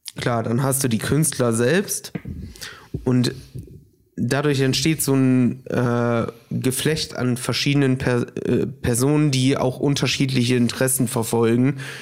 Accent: Brazil; moved away; ich bin gebürtiger Brasilianer

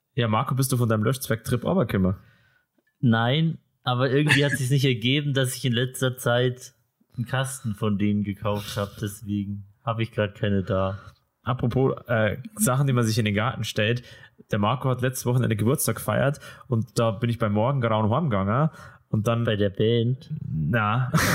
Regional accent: Ismaning, Bavaria, Germany; In East Ismaning, wo ich aufgewachsen bin

